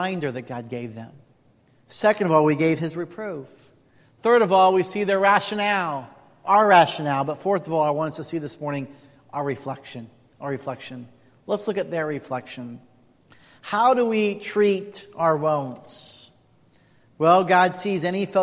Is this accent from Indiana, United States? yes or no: yes; Indiana, United States; moved away; also born or lived in California; I grew up in Indiana.